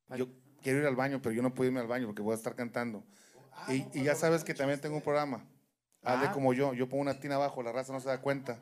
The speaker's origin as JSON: {"language": "Spanish", "town": "Monterrey", "region": "Nuevo León", "country": "Mexico"}